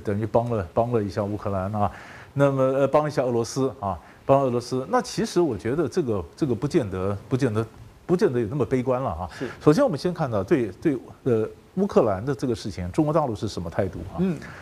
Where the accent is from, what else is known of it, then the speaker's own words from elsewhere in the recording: Taiwan; 我们台湾人哦，是没有国际观的人